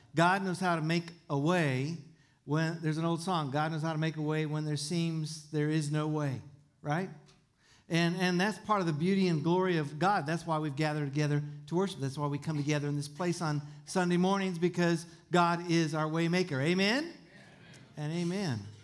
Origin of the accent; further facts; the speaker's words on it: Tucson, Arizona, United States; I was born in Tucson and I was raised in the desert